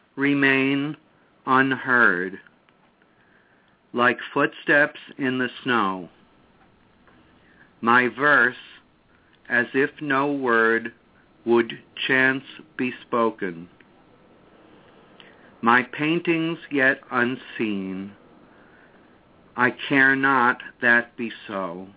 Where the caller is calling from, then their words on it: New York City, New York, United States; From New York City.